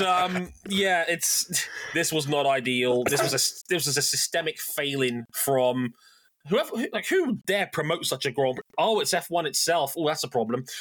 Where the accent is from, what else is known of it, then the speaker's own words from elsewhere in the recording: United Kingdom; us Brits